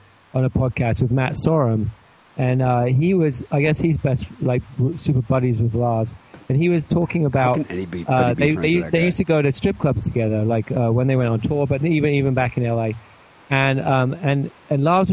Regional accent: Winchester, South East England, United Kingdom; also born or lived in Bristol / Liverpool; All my family are from Liverpool, but I was born in Bristol, where Banksy's from, but I grew up in Southern, like in affluent South. In a place called Winchester

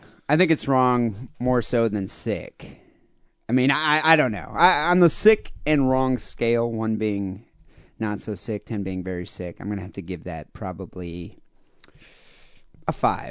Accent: Iowa, United States; Because I'm inbred and I'm from Iowa.

